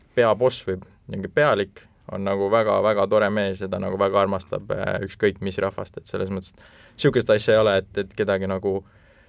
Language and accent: Estonian; Estonia; me oleme ikka eestlased